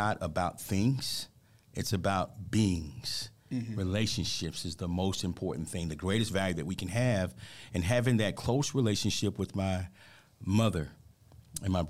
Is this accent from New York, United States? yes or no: no; Dallas, Texas, United States; I grew up in Oak Cliff, Texas. AKA Oak Cliff. Yeah. So being from Dallas, Texas